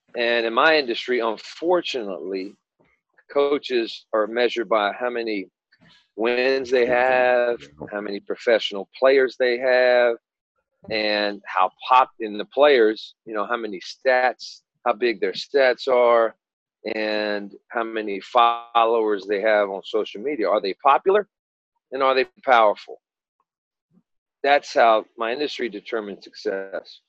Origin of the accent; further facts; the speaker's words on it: Hampton, Virginia, United States; I'm from Hampton, Virginia, so Hampton High School was the school of schools